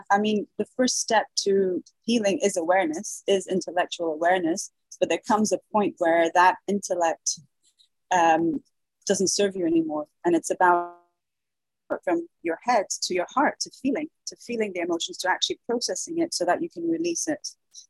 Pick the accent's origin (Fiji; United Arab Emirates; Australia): United Arab Emirates; Dubai; also born or lived in Brazil; Well, I was born in Brazil. My mother's Brazilian, my father's British, English, but I was raised in the Middle East. I was raised in Dubai.